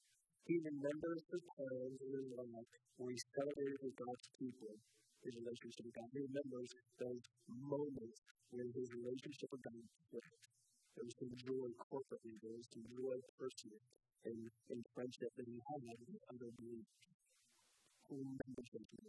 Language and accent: English; Daytona Beach, Florida, United States; I grew up in Daytona Beach, and I surfed